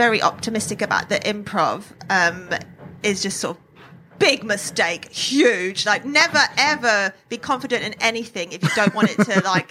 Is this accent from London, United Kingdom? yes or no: no; Scotland, United Kingdom; You're obsessed with Lawrence, but I'm Scottish too.